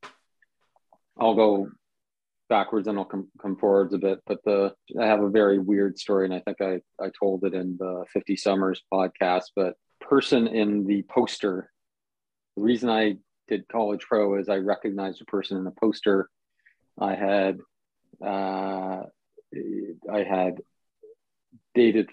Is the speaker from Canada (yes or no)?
yes; Toronto, Ontario, Canada; first language Italian; English is a second language; my first memories are living in a house with 12 people in, you know, near where I'm living right now.